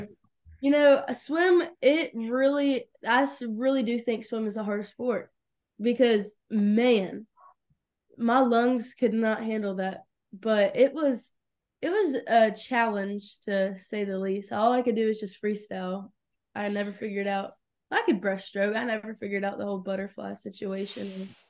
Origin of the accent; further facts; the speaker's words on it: Locust Grove, Georgia, United States; I was born in Lucas Grove, Georgia. It's, like, our south of Atlanta